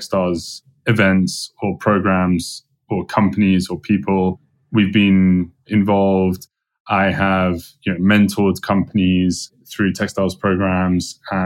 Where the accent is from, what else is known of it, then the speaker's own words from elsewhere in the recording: London, United Kingdom; moved away as an adult; now in United States; I'm from London